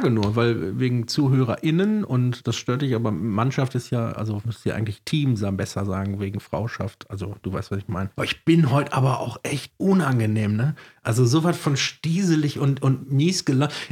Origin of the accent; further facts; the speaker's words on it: North Rhine-Westphalia, Germany; Bei uns im Ruhrgebiet, da vertraut man einander.